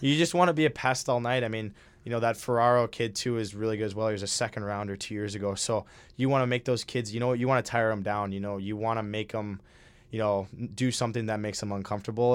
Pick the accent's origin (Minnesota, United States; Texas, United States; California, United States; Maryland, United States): Minnesota, United States; moved away as an adult; now in Hamden, United States; I'm from Minnesota